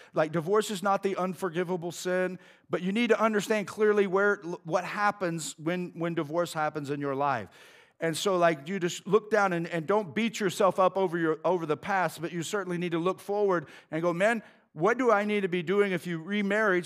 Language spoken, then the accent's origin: English; United States; I'm an American